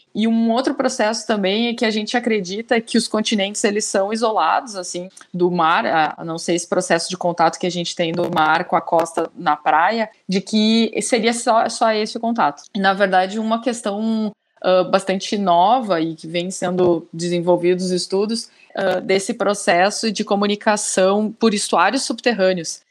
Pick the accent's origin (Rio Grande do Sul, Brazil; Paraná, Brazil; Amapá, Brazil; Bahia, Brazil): Rio Grande do Sul, Brazil; sou gaúcha